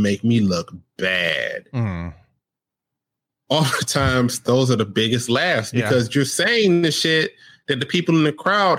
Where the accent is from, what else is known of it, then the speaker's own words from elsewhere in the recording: United States; I grew up in America